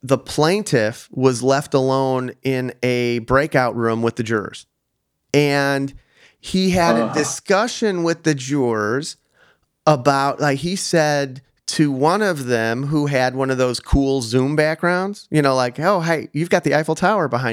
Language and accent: English; Chicago, Illinois, United States; accent: slight Chicago; I have a slight Chicago accent